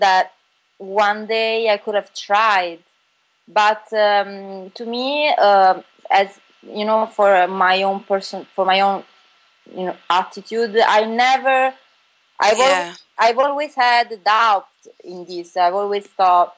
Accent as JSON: {"language": "English", "town": "Bari", "region": "Apulia", "country": "Italy", "tie": "born or raised there", "also_born_or_lived": "Milan", "moved": "as an adult", "said": "I was born and raised in Bari, which is a town in the South Italy, Puglia."}